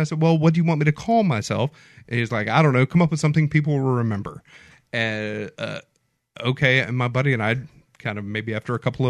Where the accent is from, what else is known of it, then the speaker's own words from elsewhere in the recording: Mobile, Alabama, United States; I'm from Mobile, born and raised.